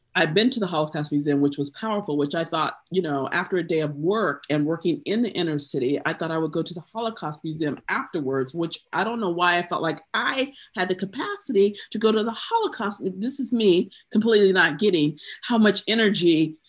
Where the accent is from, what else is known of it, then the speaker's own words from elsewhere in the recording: Greenville, South Carolina, United States; also born or lived in Due West, South Carolina; my hometown, Greenville, South Carolina